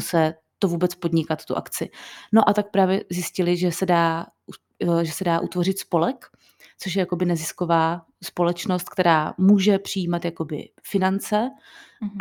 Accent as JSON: {"language": "Czech", "town": "Plzeň", "region": "Plzeň Region", "country": "Czechia", "said": "my jsme z Plzně, nebo většina z nás je z Plzně"}